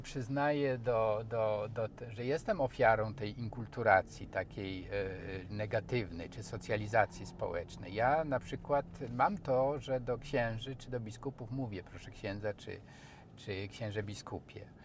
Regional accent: eastern Poland, Lublin Voivodeship, Poland; accent: sing-song eastern speech; moved away; ja jestem ze wschodu, jak to mi żona mówi, że ty jak y, przekraczamy granicę województwa lubelskiego, to już zaczynasz śpiewnie mówić.

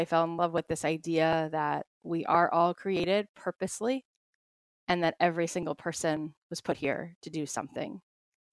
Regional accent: Florida, United States; moved away as an adult; also born or lived in Jerusalem; now in Los Angeles, United States; I grew up in Florida.

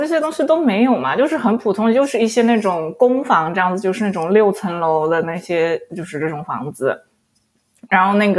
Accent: Shanghai, China; 其实我小时我是在那个闸北区长，那我是生在闸北闸闸闸北区。

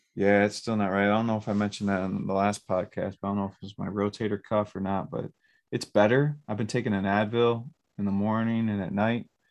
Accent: Romulus, Michigan, United States; also born or lived in Garden City; where I grew up in Romulus

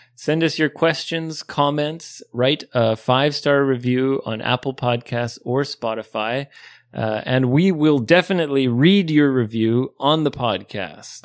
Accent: Canada; now in Japan; growing up in Canada

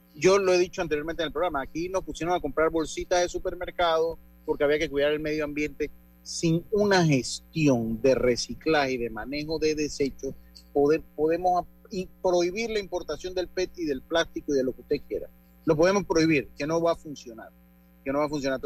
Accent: Panama; lo estoy diciendo como panameño

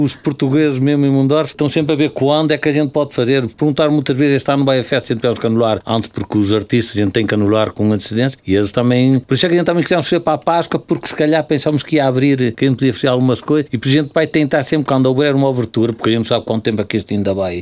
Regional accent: Mondorf-les-Bains, Luxembourg; praticamente sou de Mondorf, sou de Luxemburgo, além de ser de Valcambra aos meus pais

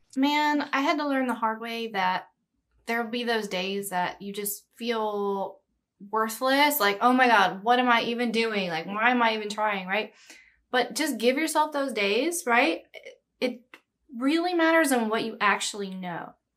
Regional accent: Brookshire, Texas, United States; now in Los Angeles, United States; I say Houston, but it's Brookshire. It's, like, this tiny little small town in the Houston area

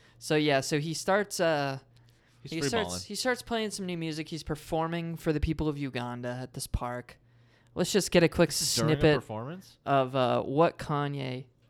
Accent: Canada; born there; I'm Canadian born.

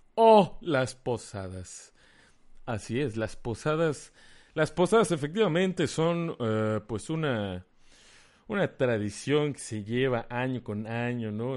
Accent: Mérida, Yucatán, Mexico; de Mérida, Yucatán

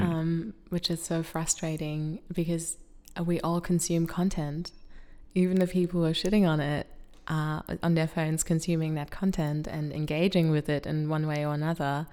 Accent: Germany; now in Australia; I'm from Germany

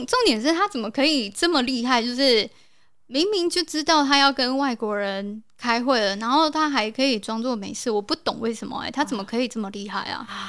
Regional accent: South Korea; moved away; 我是从韩国来的

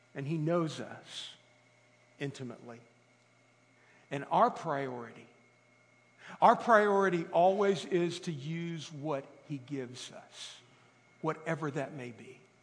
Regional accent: Italy; moved away; I grew up in Italy

